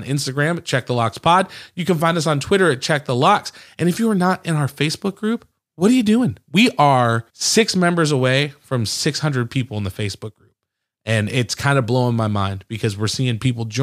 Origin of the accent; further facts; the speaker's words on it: outside of Detroit, Michigan, United States; I grew up outside of Detroit